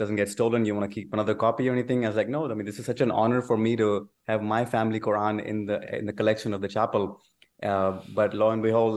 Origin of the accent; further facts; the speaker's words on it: Pakistan; moved away as an adult; now in Texas, United States; I was born in Pakistan and moved to United States when I was 19 years old.